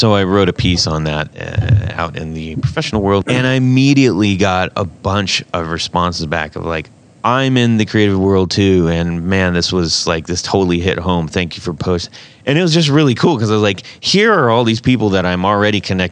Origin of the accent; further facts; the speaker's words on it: West Coast, United States; moved away; I grew up on the West Coast